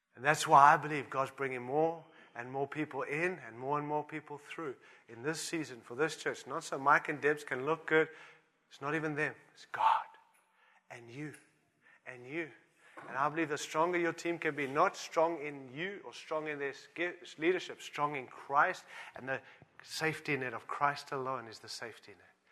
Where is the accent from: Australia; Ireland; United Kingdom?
Australia; I'm an Aussie too.